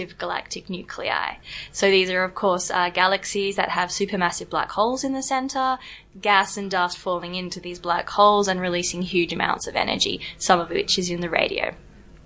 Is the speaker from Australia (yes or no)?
yes; Perth, Western Australia, Australia; moved away as an adult; also born or lived in Oxford, United Kingdom; now in Zagreb, Croatia; I'm from Australia. I grew up in Perth